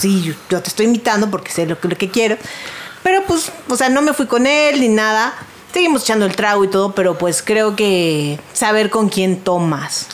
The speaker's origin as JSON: {"language": "Spanish", "region": "Mexico City", "country": "Mexico", "said": "Yo soy de Coyoacán."}